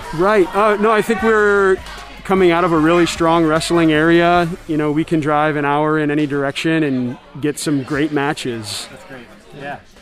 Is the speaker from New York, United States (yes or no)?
no; St. Louis, Missouri, United States; moved away as an adult; now in Galesburg, United States; I grew up in St. Louis